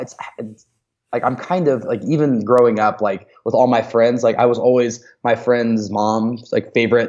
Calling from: Denver, Colorado, United States; Like right now, obviously I'm calling you from Denver

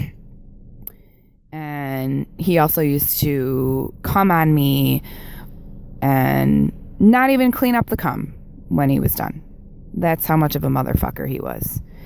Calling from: Buffalo, New York, United States; calling from Buffalo, New York

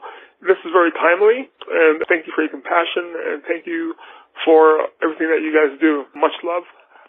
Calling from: Flagstaff, Arizona, United States; I'm calling from Flagstaff.

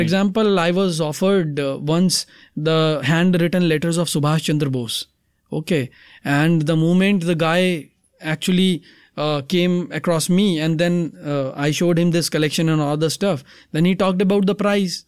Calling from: Delhi, India; I'm calling from Delhi

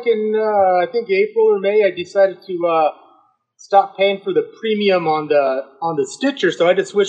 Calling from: Pueblo, Colorado, United States; I live in Colorado. I live in Pueblo.

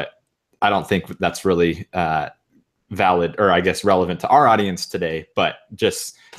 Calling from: Austin, Texas, United States; I am coming from Austin, Texas

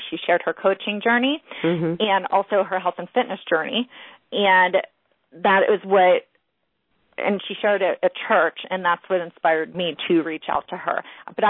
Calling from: Pittsburgh, Pennsylvania, United States; From Pittsburgh, Pennsylvania.

